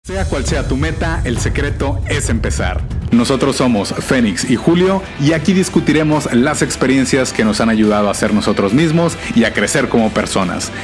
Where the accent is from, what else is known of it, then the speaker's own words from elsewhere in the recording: Monterrey, Nuevo León, Mexico; soy, como saben, de Monterrey y pues no tenemos ninguna playa cerca.